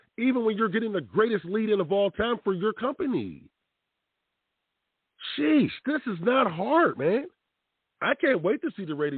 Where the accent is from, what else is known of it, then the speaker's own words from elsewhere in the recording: Pittsburgh, Pennsylvania, United States; I'm from Pittsburgh